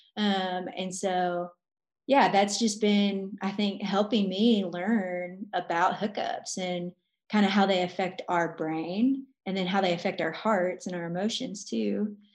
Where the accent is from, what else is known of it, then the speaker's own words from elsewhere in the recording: Arkansas, United States; now in Arizona, United States; I'm from Arkansas, but I live in Arizona